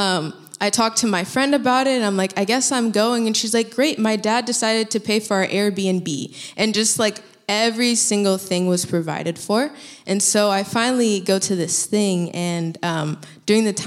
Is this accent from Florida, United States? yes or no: yes; Florida, United States; moved away as an adult; also born or lived in Colorado / Thailand; now in California, United States; I'm from Florida. I come from a Haitian immigrant family.